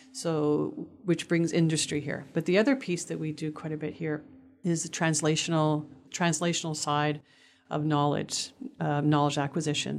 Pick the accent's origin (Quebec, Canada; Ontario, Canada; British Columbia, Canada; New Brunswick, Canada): Quebec, Canada; Montreal; moved away; also born or lived in Toronto; I grew up in Montreal on the subways all the time with the buses